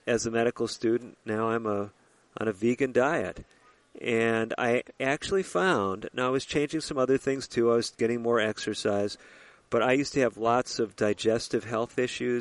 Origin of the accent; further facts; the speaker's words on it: Chicago, Illinois, United States; moved away as an adult; also born or lived in Minnesota; I was born in the Chicago area, lived in the Chicago area, and went away to school in Minnesota